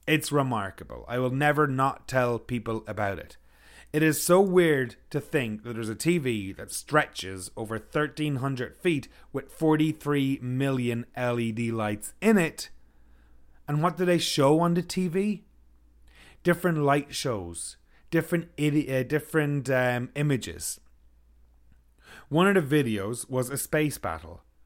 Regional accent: Ireland; now in Kelowna, Canada; I'm from Ireland.

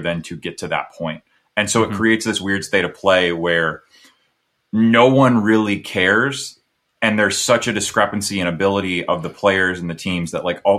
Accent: United States; as an American

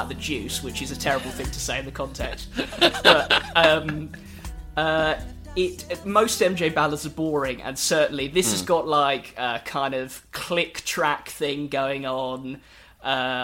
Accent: United Kingdom; as British

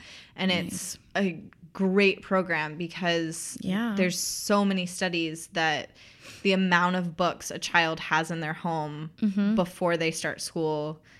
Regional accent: East Tennessee, United States; I'm also from East Tennessee, which is where she's from.

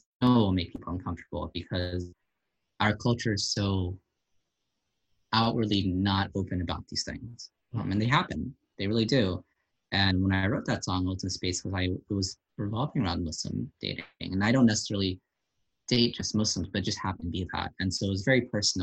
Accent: New Jersey, United States; I'm Bangladeshi origin from Jersey

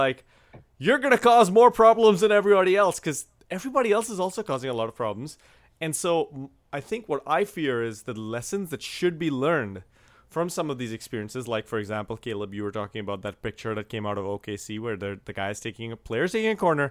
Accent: India; moved away; growing up in India

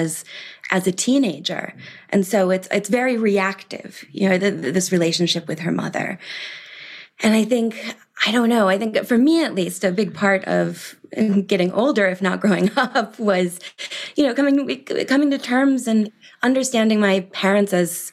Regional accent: Milwaukee, Wisconsin, United States; moved away as an adult; also born or lived in London, United Kingdom; now in Paris, France; I grew up in Milwaukee, Wisconsin

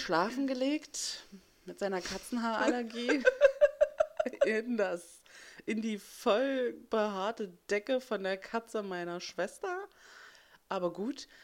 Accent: West Germany, Germany; moved away as an adult; ich bin ähm, Westdeutschlands nicht sehr weit von Annes Ausbildungsplatz ähm, aufgewachsen. Also ich bin hier im Osten geboren und bin dann, als ich sechs war, darüber gezogen

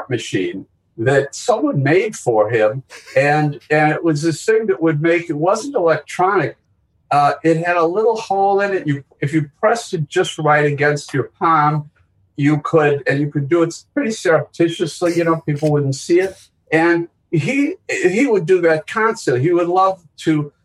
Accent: Milwaukee, Wisconsin, United States; moved away; growing up in Milwaukee and, all three Jews from Milwaukee

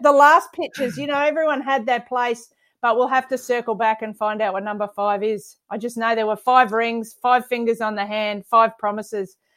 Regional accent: Queensland, Australia; also born or lived in Townsville / Brisbane; I've lived here thirty-three years and the other fifteen of my life were in Townsville. So I'm absolutely, I bleed Maroon. I'm a Queenslander through and through

